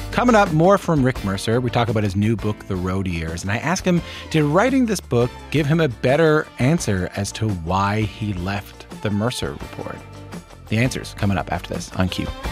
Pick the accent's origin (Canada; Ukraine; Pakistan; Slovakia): Canada; Newfoundland and Labrador; where I'm from in Newfoundland and Labrador